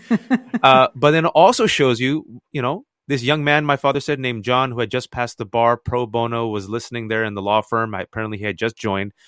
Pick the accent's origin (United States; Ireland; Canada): United States; I was born and raised in America